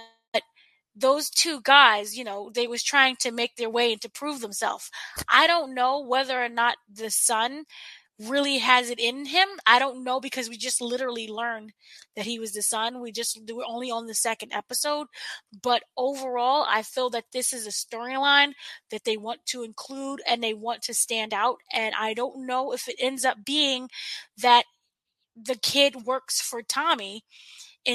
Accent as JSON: {"language": "English", "region": "New York", "country": "United States", "said": "I'm from New York"}